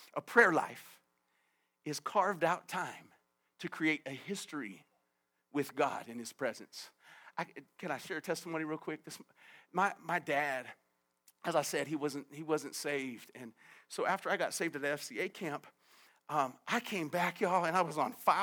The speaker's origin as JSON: {"language": "English", "country": "United States", "tie": "born or raised there", "said": "I grew up in America"}